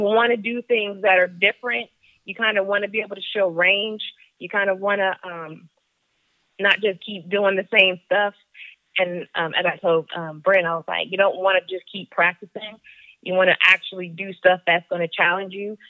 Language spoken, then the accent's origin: English; Germany; moved away; I grew up in Germany